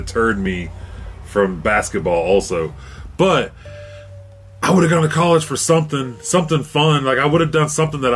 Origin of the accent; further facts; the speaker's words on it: Fairfax, United States; I love the time I grew up in Fairfax